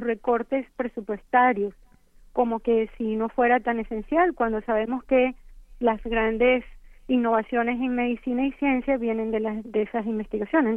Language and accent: Spanish; Venezuela; moved away as an adult; now in United States; Yo crecí y estudié en Venezuela, después vine a Estados Unidos